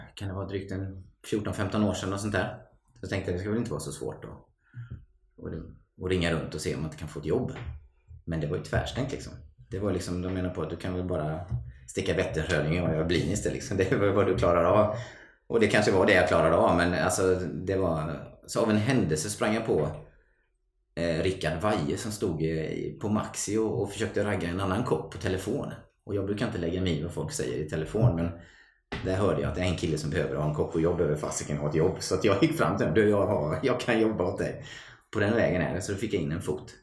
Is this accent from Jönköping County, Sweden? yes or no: yes; Mullsjö, Jönköping County, Sweden; från ett litet samhälle som heter Mullsjö. Ligger utanför Jönköping. Ja. På västgötasidan måste man ju vara tydlig med att säga då.